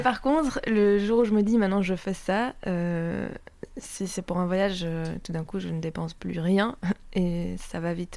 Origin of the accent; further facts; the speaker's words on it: Belgium; je me sens chez moi en Italie, mais pas chez moi parce que socialement, ben, je suis belge.